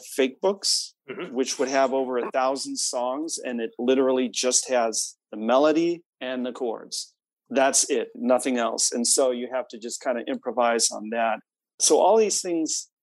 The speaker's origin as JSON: {"language": "English", "town": "Chicago", "region": "Illinois", "country": "United States", "tie": "born or raised there", "moved": "as an adult", "lives_now": "Boston, United States", "said": "I grew up in the Midwest, Chicago area, but went out to Boston to Berklee College of Music"}